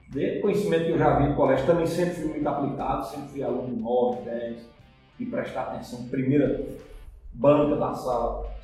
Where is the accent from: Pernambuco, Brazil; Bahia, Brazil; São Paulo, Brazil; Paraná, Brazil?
Pernambuco, Brazil; Arcoverde; eu sou filho natural de Arco Verde, nasci em Arco Verde, meu pai é contabilista, minha mãe dona em casa, sou uma família de mais três irmãos e fiz o meu colegial aqui em Arco Verde